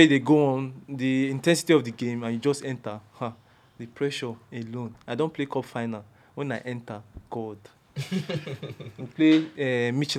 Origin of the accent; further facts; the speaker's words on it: Benin City, Edo, Nigeria; moved away as an adult; I was born and brought up in Benin